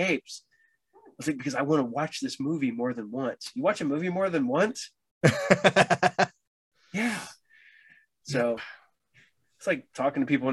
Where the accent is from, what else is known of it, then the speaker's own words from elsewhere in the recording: Piqua, Ohio, United States; also born or lived in Troy / Tipp City; I grew up here in Piqua. I've not ventured too far out in my own personal life